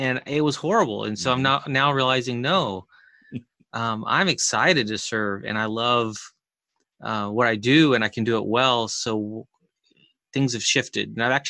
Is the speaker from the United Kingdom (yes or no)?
no; Chile; I grew up in South America and Chile as a missionary kid